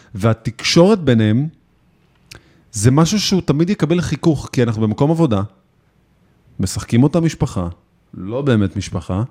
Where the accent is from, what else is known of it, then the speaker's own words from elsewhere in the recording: Israel; אנחנו ישראלים